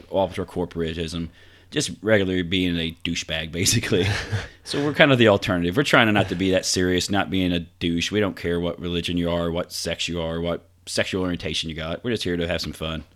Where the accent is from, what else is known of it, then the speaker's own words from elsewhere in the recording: Vincennes, Indiana, United States; my hometown of Vincennes